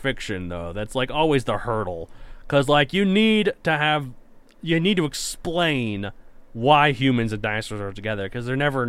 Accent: Texas, United States; now in Colorado, United States; I grew up in Texas. That's humid.

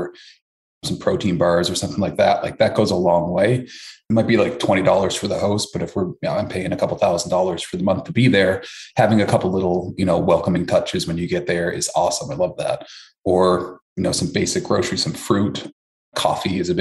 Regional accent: Newfoundland and Labrador, Canada; moved away as an adult; also born or lived in Toronto; originally from Newfoundland, Canada

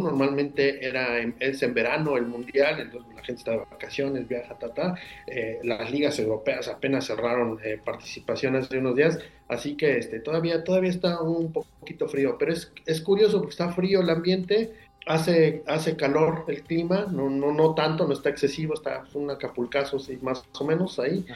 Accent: Mexico; somos mexicanos siempre

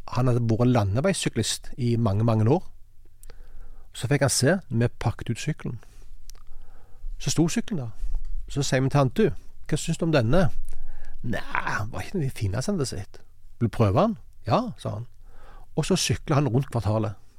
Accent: Sandnes, Rogaland, Norway; Jeg kommer fra Hana utenfor Sandnes

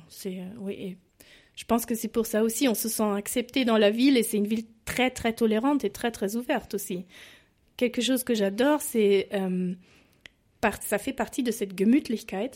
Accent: a small town near Stuttgart, Baden-Württemberg, Germany; French is a second language; moved away as an adult; also born or lived in France; je viens d'une petite ville à côté de Stuttgart

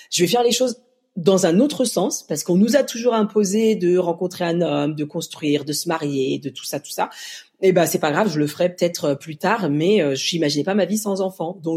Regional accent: Mali; parce que moi je viens donc d'Afrique du Mali et qu'il y a beaucoup d'enfants malheureux

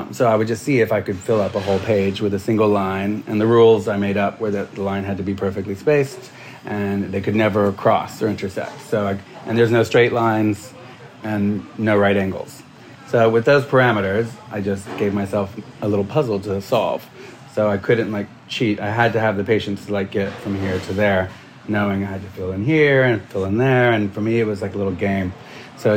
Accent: Alabama, United States; I grew up in Alabama

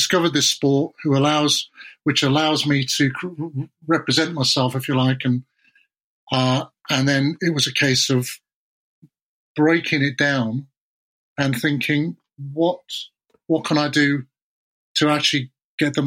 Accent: South Wales, United Kingdom; I was born in South Wales

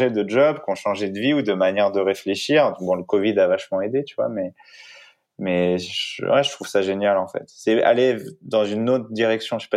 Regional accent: Île-de-France, France; also born or lived in Brittany; moi, je viens du nord de la France. Je, viens, je suis breton et, j'ai été élevé un peu, euh, beaucoup quand même euh, à côté de, en région parisienne et un peu partout en France.

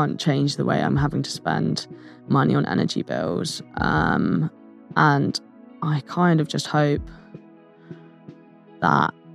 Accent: Reading, South East England, United Kingdom; moved away as an adult; also born or lived in Liverpool / Manchester; now in London, United Kingdom; I'm originally from Reading, but I just moved up to London about a month ago

